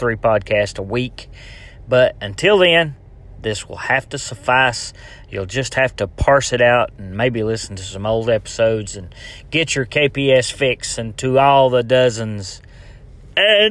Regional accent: Tennessee, United States; Tennessee, all right, my home state

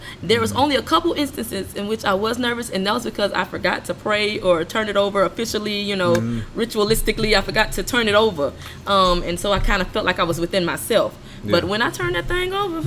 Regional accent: Columbus, Mississippi, United States; now in Augusta, United States; I was born in Columbus and grew up a good portion of my life in the woods.

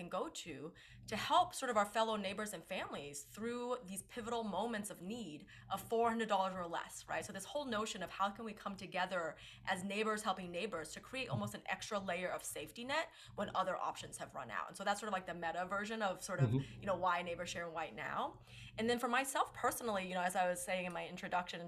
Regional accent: New England, United States; also born or lived in China; now in Connecticut, United States; I was born in China and moved here when I was around 5. And have sort of, you know, moved throughout the states, but always sort of in the New England area.

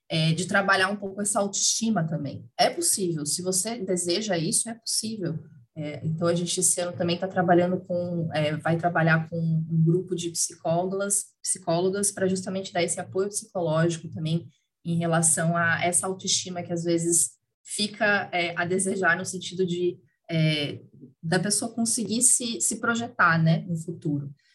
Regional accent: Curitiba, Paraná, Brazil; moved away as an adult; now in São Paulo, Brazil; moro em São Paulo, sou curitibana, mas moro em São Paulo já, já há sete anos também

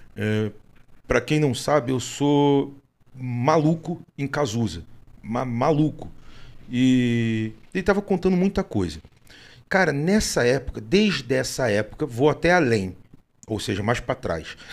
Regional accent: Rio de Janeiro, Brazil; eu sou carioca

